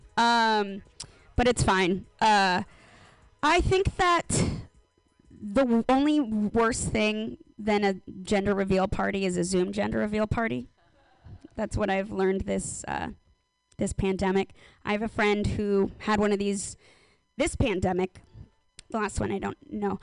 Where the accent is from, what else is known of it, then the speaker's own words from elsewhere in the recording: Los Angeles, California, United States; I'm from Los Angeles.